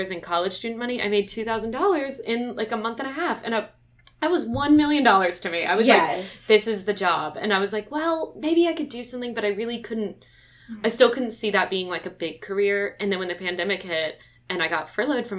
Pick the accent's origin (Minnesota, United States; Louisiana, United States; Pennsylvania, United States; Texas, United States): Louisiana, United States; Baton Rouge; I'm from Baton Rouge, Louisiana. I went to St. Joseph's. I went to LSU